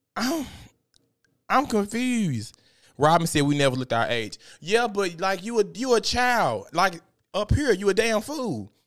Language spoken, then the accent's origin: English; Memphis, Tennessee, United States; I went to Southside. I'm from Memphis